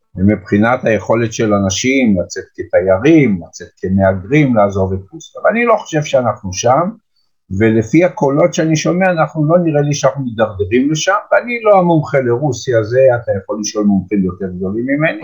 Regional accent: Petah Tikva, Central District, Israel; also born or lived in Jerusalem; אני גדלתי בפועל פתח תקווה, אבל משום שאחר כך עברתי לירושלים

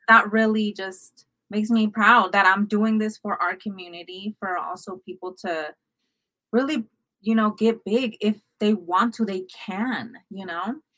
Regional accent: United States; I grew up also here in America, also as an immigrant

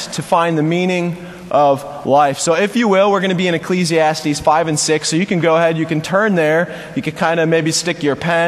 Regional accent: Buffalo, New York, United States; moved away as an adult; also born or lived in Virginia; I am born and raised right here in Buffalo, New York, in the North Buffalo, Kenmore area.

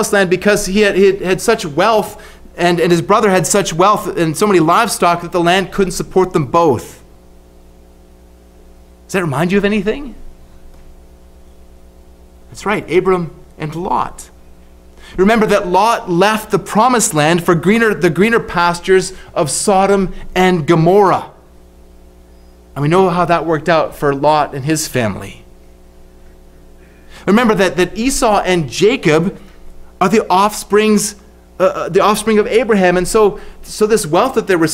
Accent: Canada; now in Australia; As a Canadian living in Australia

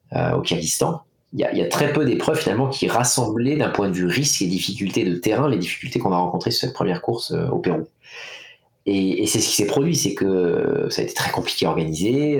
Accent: France; chez nous en France

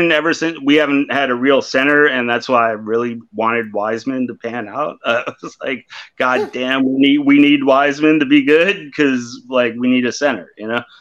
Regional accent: Oakland, California, United States; born there; no, I was born in Oakland, bro.

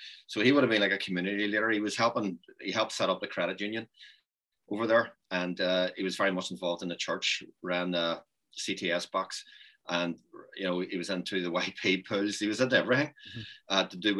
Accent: Ireland; we regarded ourselves as Irish on the island of Ireland.

